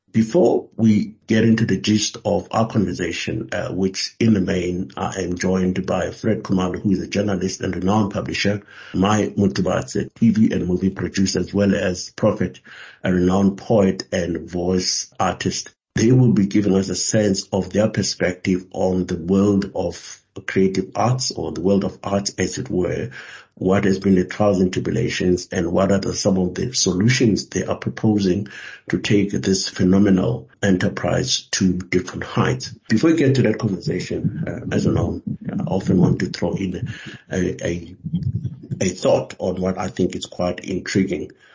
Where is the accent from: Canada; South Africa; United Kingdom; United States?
South Africa; being a South African